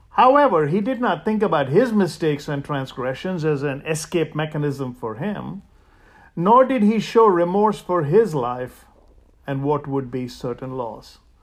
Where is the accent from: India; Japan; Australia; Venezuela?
India; moved away; I grew up in India